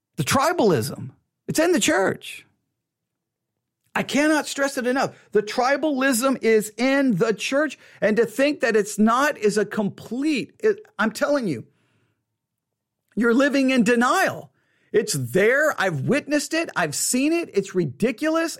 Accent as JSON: {"language": "English", "region": "Texas", "country": "United States", "said": "I'm identified as an American."}